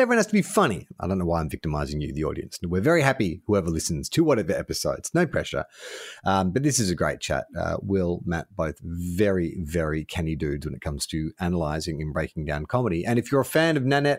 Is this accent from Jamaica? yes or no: no; Melbourne, Victoria, Australia; moved away; also born or lived in Sydney; I grew up in Melbourne